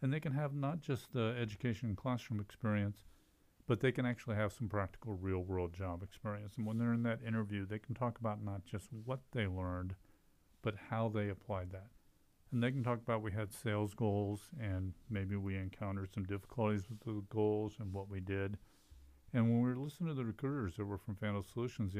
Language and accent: English; Columbus, Ohio, United States; moved away as an adult; also born or lived in Texas / Idaho; now in Moscow, Idaho, United States; I grew up in Columbus, and my father was a faculty member of the Department of Accounting at Ohio State